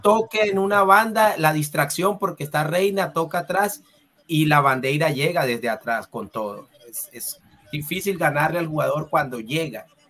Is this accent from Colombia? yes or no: yes; Santa Marta, Magdalena, Colombia; aquí en la ciudad de Ah, de, Santa Marta, de donde yo soy